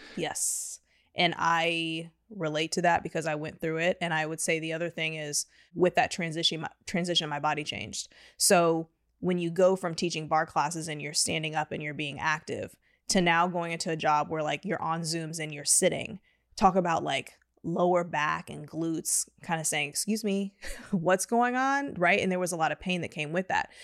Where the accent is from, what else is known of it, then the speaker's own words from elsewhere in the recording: Houston, Texas, United States; now in Austin, United States; I'm from Houston originally